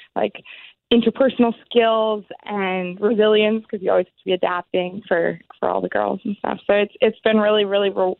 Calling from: Toronto, Ontario, Canada; I'm calling from Toronto

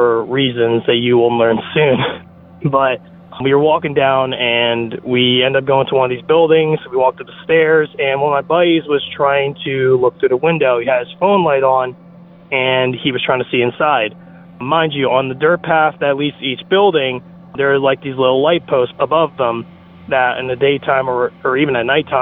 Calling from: New Jersey, United States; I'm calling from New Jersey

